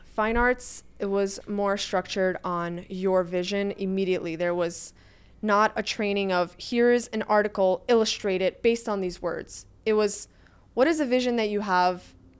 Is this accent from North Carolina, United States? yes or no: no; New York City, New York, United States; moved away as an adult; also born or lived in Florida / Italy; now in New York City, United States; I, I, was born and raised in Brooklyn.